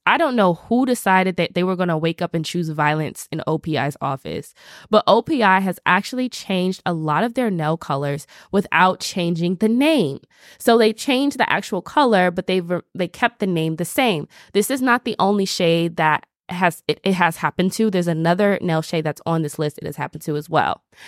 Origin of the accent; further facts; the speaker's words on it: the South, United States; I'm from the South